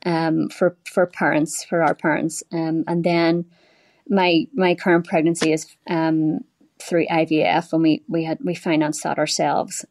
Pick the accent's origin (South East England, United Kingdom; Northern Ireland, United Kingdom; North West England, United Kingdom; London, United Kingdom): Northern Ireland, United Kingdom; Belfast; moved away as an adult; now in United States; I grew up in Belfast in the eighties and the nineties